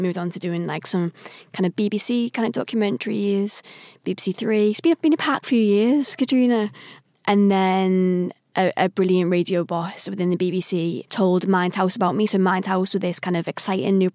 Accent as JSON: {"language": "English", "town": "Liverpool", "region": "North West England", "country": "United Kingdom", "said": "I'm a Scouser."}